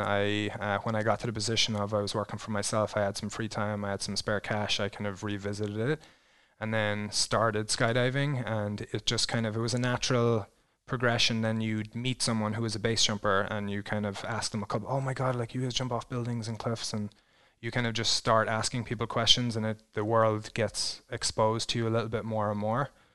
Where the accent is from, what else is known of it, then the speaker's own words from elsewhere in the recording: Ireland; moved away as an adult; also born or lived in New Zealand; now in Twin Falls, United States; growing up in Ireland